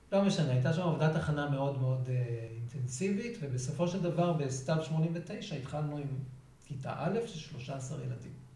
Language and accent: Hebrew; Revivim, Southern District, Israel; אני נולדתי בקיבוץ רביבים, אשר בנגב.